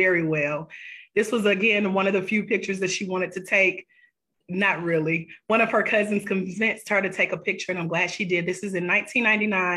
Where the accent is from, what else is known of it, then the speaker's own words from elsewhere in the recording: Douglasville, Georgia, United States; my hometown, Douglasville, Georgia